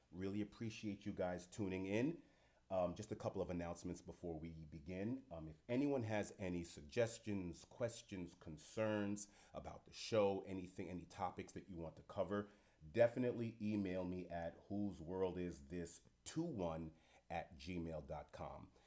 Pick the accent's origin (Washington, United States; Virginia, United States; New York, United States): New York, United States; New York City; am a fellow New Yorker, New York City person